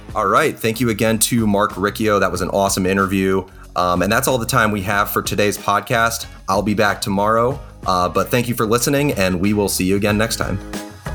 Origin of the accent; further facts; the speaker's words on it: Boston, Massachusetts, United States; the region of New England and Boston, my hometown.